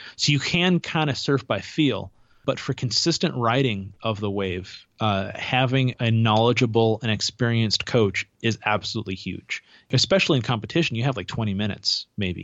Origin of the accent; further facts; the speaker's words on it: Santa Cruz, California, United States; moved away; I grew up in Santa Cruz, California, originally